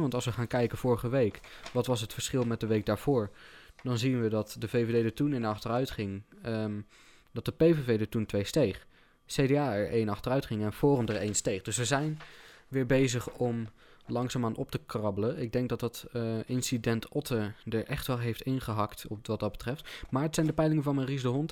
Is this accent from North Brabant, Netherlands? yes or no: yes; North Brabant, Netherlands; Ik kom uit eh, West-Brabant, of in ieder geval de regio West-Brabant